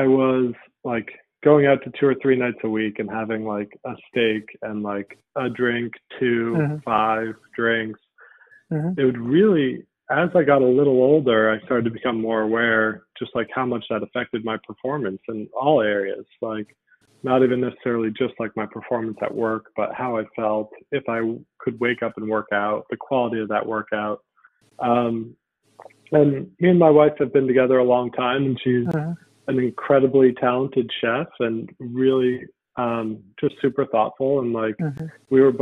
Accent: Connecticut, United States; I'm from Connecticut

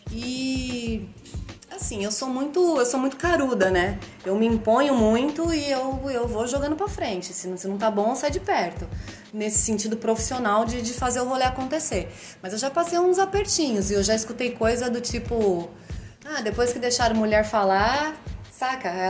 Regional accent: São Paulo, Brazil; que foi a minha adolescência lá no ABC, o pagode era forte

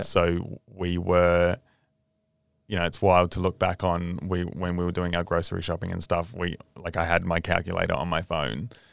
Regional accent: Australia; being an Australian

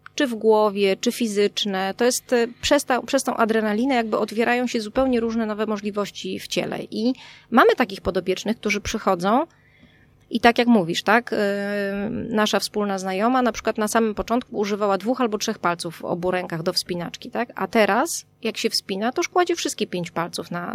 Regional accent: Warmian-Masurian Voivodeship, Poland; moved away; Ja jestem z Pojezierza. Mm, jestem z Warmii

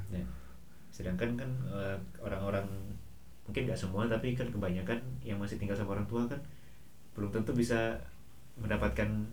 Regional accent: West Java, Indonesia; moved away as an adult; also born or lived in Surabaya; saya sebagai orang Sunda

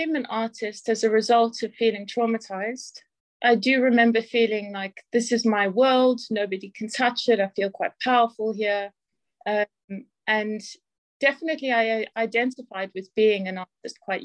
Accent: South Africa; now in Northampton, United Kingdom; I'm originally from South Africa

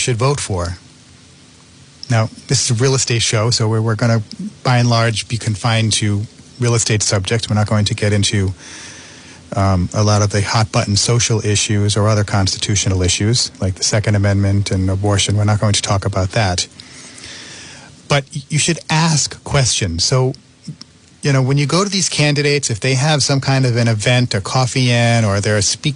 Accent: North Providence, Rhode Island, United States; I grew up in North Providence, and we had a good-sized yard

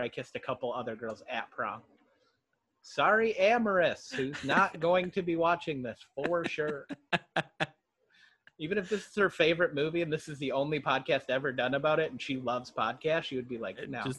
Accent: Surprise, Arizona, United States; also born or lived in Minnesota; We grew up in a brand new town. We grew up in Surprise, Arizona, so it was growing so much because it was developing that they opened a new high school every 2 years

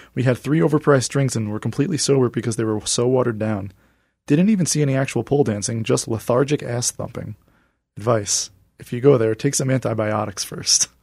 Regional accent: New York, United States; moved away; I'm originally from New York

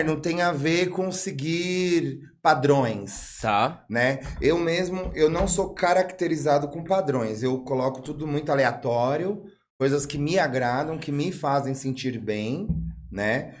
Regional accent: São Bernardo do Campo, São Paulo, Brazil; also born or lived in Rio de Janeiro; now in Atibaia, Brazil; Eu sou de São Bernardo do Campo, mas o São Bernardo do Campo nunca foi a minha casa

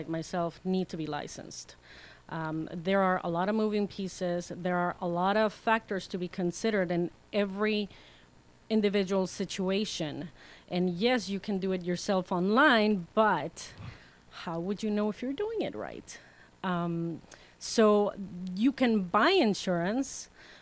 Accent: Mexico; now in Arizona, United States; I am originally from Mexico, and so when I migrated to Arizona

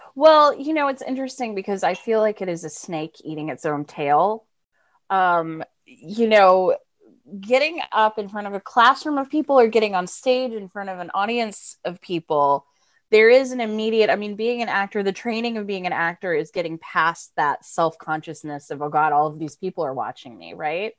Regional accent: Florida, United States; moved away as an adult; also born or lived in Massachusetts; now in New York, United States; I'm from Florida originally

